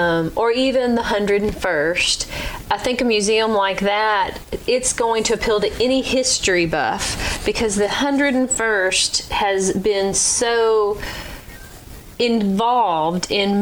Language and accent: English; Arkansas, United States; now in Clarksville, United States; I grew up in Arkansas.